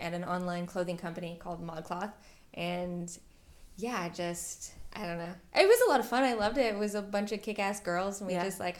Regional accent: San Francisco, California, United States; moved away as an adult; also born or lived in Nebraska; We're from San Francisco originally.

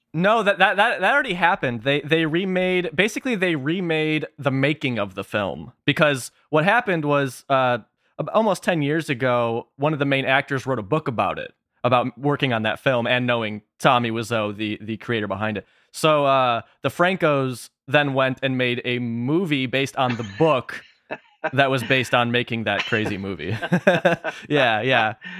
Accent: Chicago, Illinois, United States; I'm from the Chicago area

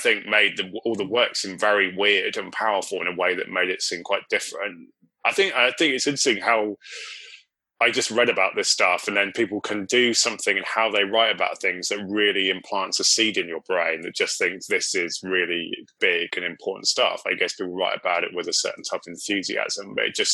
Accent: Cornwall, South West England, United Kingdom; I grew up in Cornwall

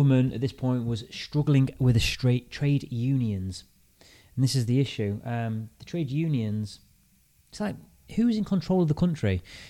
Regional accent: Lincolnshire, East Midlands, United Kingdom; we're both from Lincolnshire, so I think I have a common ancestry.

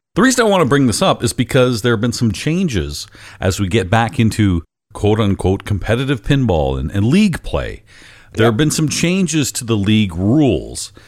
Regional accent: London, Ontario, Canada; London, Ontario, where I have uh, a lot of interest in, in pinball and, and, it's my hometown

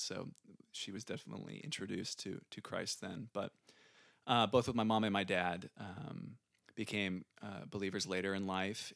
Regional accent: San Antonio, Texas, United States; also born or lived in Chicago; we moved to San Antonio when I was five, so pretty young. And, um, I have a younger sister named Carly. She's two years younger than me. And, uh, yeah, we grew up in San Antonio.

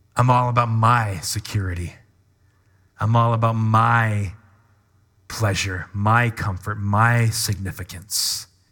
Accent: Washington, United States; moved away; also born or lived in Kentucky / Midwest; I grew up in Washington, so West Coast.

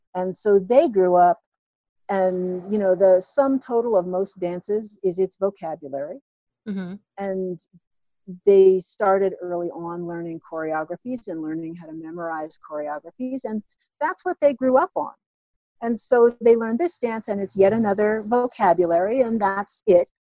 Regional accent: New York City, New York, United States; I grew up in Brooklyn, New York

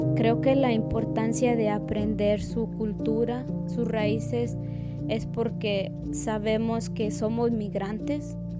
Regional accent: Aguascalientes, Mexico; moved away as an adult; now in Asheville, United States; soy de Aguascalientes, México. Yo llegué acá en, mayo del 2008

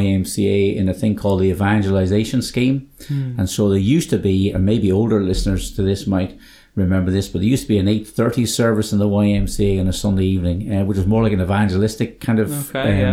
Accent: Dublin, Leinster, Ireland; moved away as an adult; also born or lived in Limerick; now in Craigavon, United Kingdom; Born in Dublin

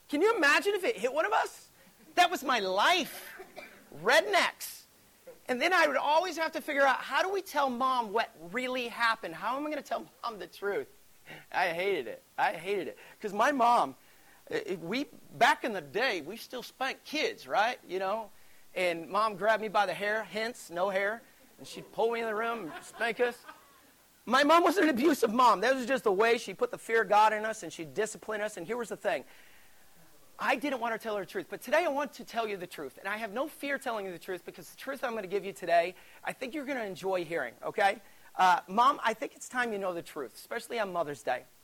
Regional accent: Alabama, United States; I grew up in Alabama. You can't tell because I don't have an accent. I used to, so I was told. But here's the thing about growing up in Alabama there's not a whole lot to do.

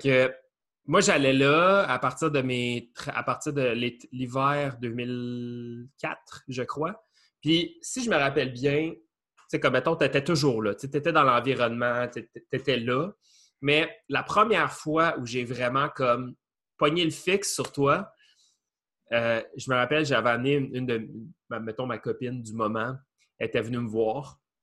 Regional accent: Beloeil, Quebec, Canada; on est comme natifs de Belleuil, ben, somewhat natifs.

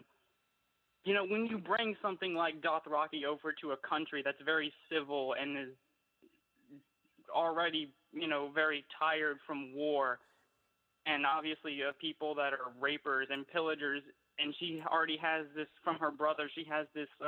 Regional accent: Louisiana, United States; I'm from all the way here down south in Louisiana, of all places.

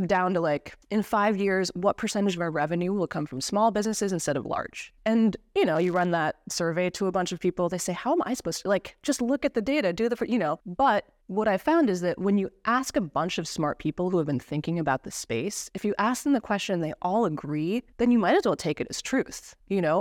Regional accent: East Coast of the United States, United States; moved away; I'm originally from the East Coast of the States. I was born and raised in a little mining town.

